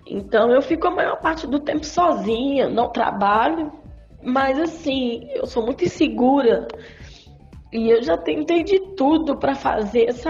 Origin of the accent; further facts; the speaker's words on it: Betim, Minas Gerais, Brazil; sou de Minas Gerais, aqui de Betim